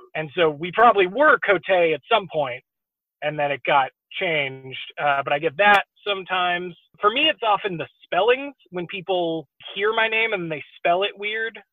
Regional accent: Exeter, New Hampshire, United States; also born or lived in New England; now in Houston, United States; I was born in Exeter.

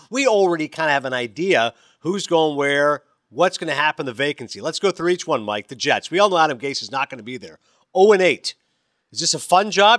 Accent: Canada; I'm a Canadian

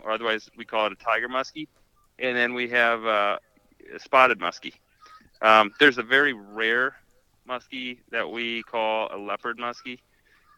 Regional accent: Wisconsin, United States; I'm from Wisconsin, so upper Midwest

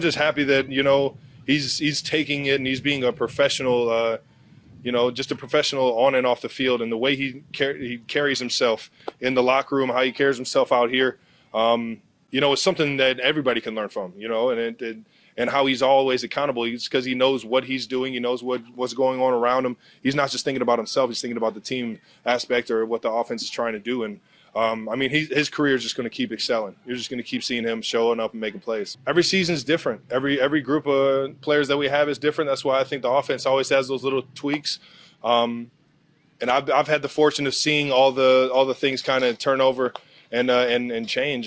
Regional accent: Cleveland, Ohio, United States; moved away as an adult; now in Kansas City, United States; up in Cleveland in my hometown

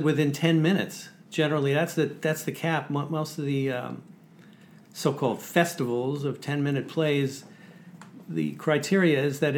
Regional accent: New York City, New York, United States; Growing up in Sheepshead Bay, where Larry David said most conversations in his family were done in a form of a yelling match, that's where I grew up, in the same neighborhood

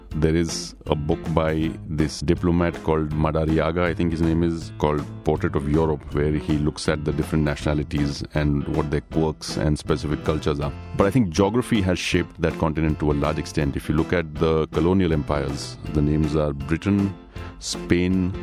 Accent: Surat, Gujarat, India; A lot of the people that I grew up with in Surat

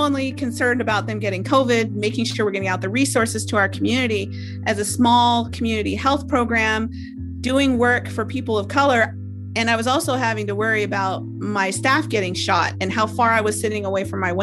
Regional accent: Alaska, United States; I'm from Alaska

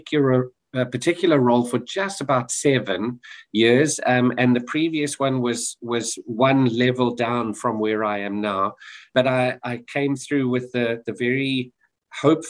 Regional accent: South Africa; moved away; I'm South African, born and raised

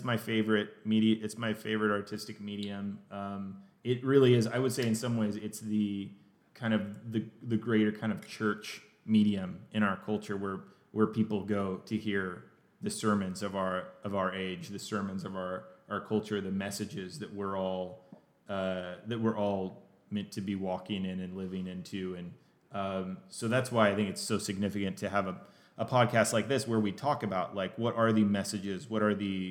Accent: Tulsa, Oklahoma, United States; moved away as an adult; now in California, United States; I grew up in Tulsa, Oklahoma, and about 10 years ago, moved to California.

